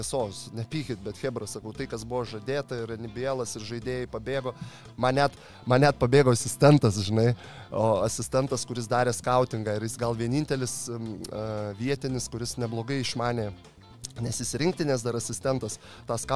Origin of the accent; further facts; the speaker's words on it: Lithuania; also born or lived in Kosovo; aš iš Lietuvo